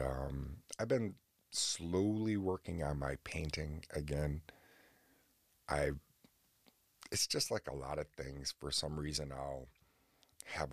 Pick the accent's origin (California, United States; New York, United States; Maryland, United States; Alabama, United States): New York, United States; Oswego; right here in Oswego, New York, in my hometown